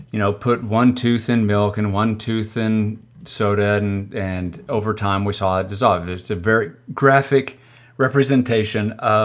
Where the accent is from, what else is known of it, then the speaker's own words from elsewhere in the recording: Oklahoma, United States; I'm from the South. I'm from Oklahoma.